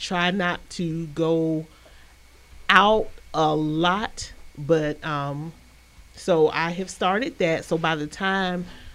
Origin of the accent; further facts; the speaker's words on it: Albany, Georgia, United States; also born or lived in Heidelberg, Germany; I always claim Albany, Georgia is my hometown, but I was actually born in Heidelberg, Germany.